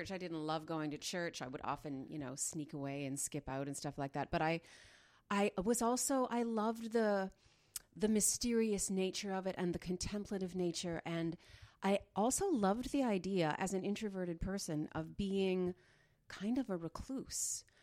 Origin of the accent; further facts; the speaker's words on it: Dryden, Ontario, Canada; born there; also born or lived in Smooth Rock Falls / Sioux Lookout / Pine Falls / Richelieu, Quebec; I was born in Dryden. I lived in Smooth Rock Falls, Sioux Lookout, Pine Falls